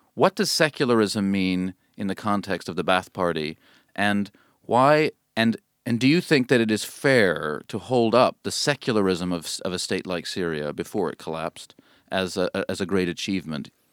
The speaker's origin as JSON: {"language": "English", "country": "United States", "moved": "yes", "lives_now": "United Kingdom", "said": "I'm an American."}